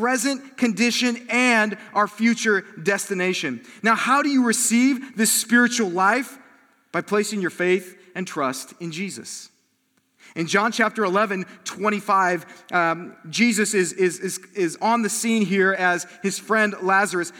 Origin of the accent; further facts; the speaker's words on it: South Bend, Indiana, United States; moved away; I'm from South Bend